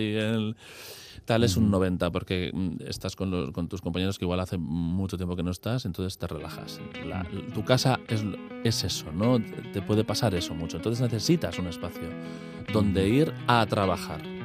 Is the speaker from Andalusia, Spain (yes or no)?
no; Basque Country, Spain